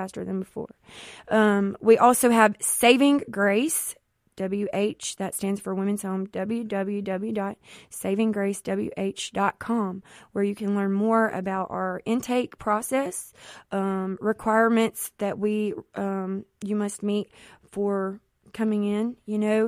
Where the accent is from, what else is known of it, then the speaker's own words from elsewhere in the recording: Jackson, Mississippi, United States; I am from the Jackson Metro area